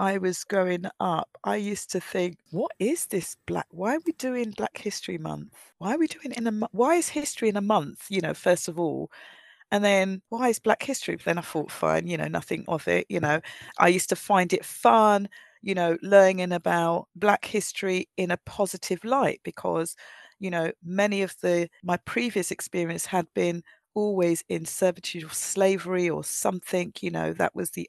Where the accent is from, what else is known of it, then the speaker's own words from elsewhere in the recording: Nigeria; I was very shy as a young person, and maybe that was because I was, as growing up in Nigeria, I was told we was, you know, you seen but not heard